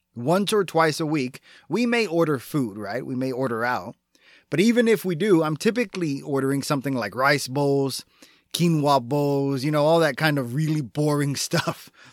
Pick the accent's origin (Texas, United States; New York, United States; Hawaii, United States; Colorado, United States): Texas, United States; my being a Texan